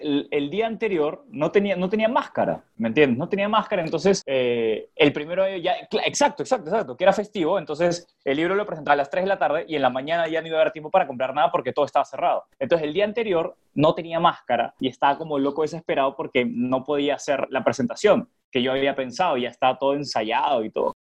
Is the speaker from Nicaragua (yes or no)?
no; Peru; moved away; yo soy peruano